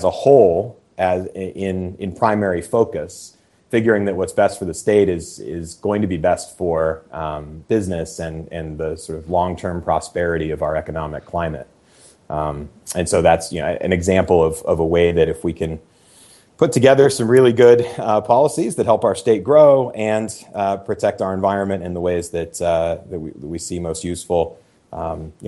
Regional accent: Seattle, Washington, United States; also born or lived in Maine; my hometown of Seattle

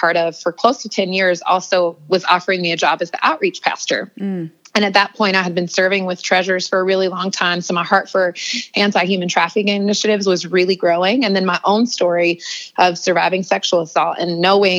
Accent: North Carolina, United States; also born or lived in Los Angeles; now in New York City, United States; I was born and raised in North Carolina, lived in Los Angeles for 15 years.

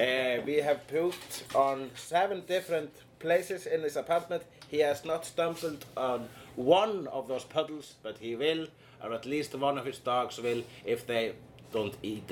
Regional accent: Iceland; And I am an Icelandic person.

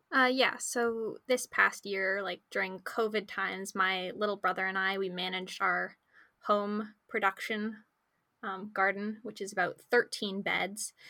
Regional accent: Victoria, British Columbia, Canada; also born or lived in Calgary; I'm a grade 12 student here in Victoria, and I was born in Calgary, but I moved here when I was about four years old.

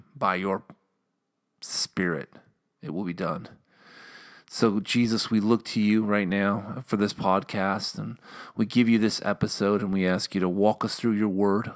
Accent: Minnesota, United States; accent: Minnesotan; I'm from Minnesota

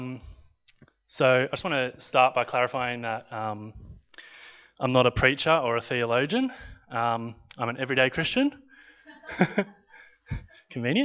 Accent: Victoria, Australia; also born or lived in Italy; I'm half Australian and half Italian.

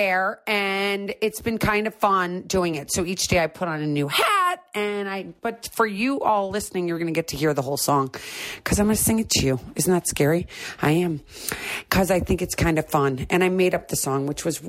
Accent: St. Louis, Missouri, United States; Growing up in St. Louis, Missouri

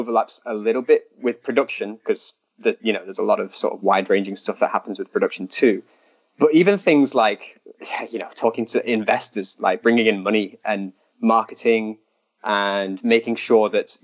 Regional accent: United Kingdom; moved away as an adult; now in China; I'm British

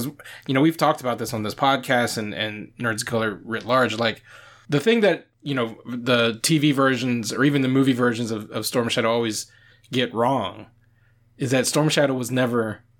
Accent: the South, United States; especially like you and I grew up in the South. Like we grew up in predominantly non-Asian spaces.

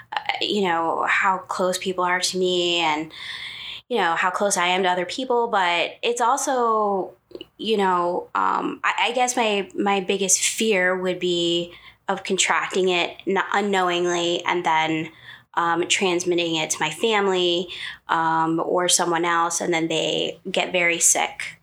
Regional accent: Hammondsport, New York, United States; I was born in in New York, in upstate New York

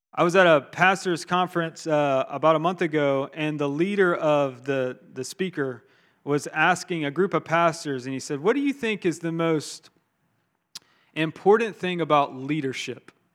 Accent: Augusta, Georgia, United States; moved away; I'm from Augusta, Georgia

